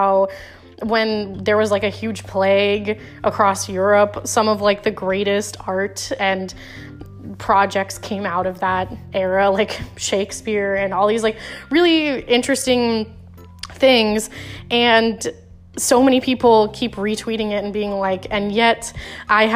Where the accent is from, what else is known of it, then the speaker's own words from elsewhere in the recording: Florida, United States; my home state of Florida